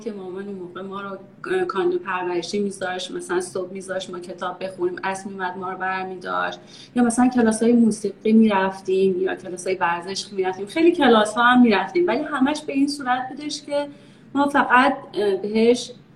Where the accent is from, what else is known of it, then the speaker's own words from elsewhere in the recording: Iran; moved away as an adult; also born or lived in Texas, United States / Maryland, United States; now in United States; ما یه باقی هم داشتیم نزدیک تهران